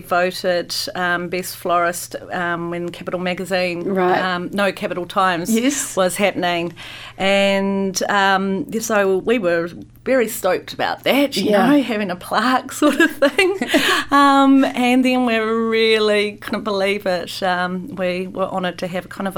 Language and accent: English; Christchurch, Canterbury, New Zealand; now in Wellington, New Zealand; I come from Christchurch, where there used to be quite a lot of malls down there